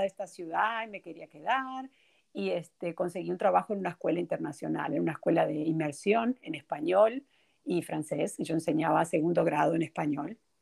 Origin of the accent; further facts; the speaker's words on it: Montevideo, Uruguay; moved away as an adult; also born or lived in New Orleans; now in United States; yo soy de Montevideo, Uruguay. Nací en Uruguay y crecí en Uruguay también.